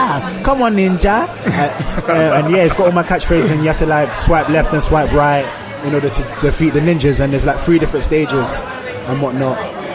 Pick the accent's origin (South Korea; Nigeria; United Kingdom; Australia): Nigeria; But I feel like a lot of, you have the people that are protective over forgetting that I'm Nigerian.